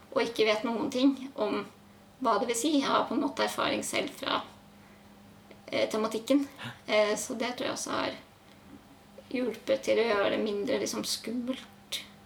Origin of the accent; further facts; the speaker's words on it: Oslo, Norway; jeg kommer fra Oslo. Mm. Vokste opp eh, i et gammelt